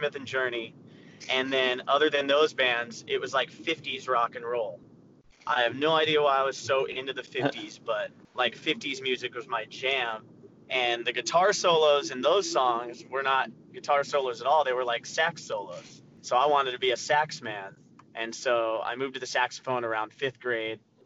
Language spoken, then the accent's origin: English; Arizona, United States; I'm from Arizona, and at the time we had a website called AZ Punk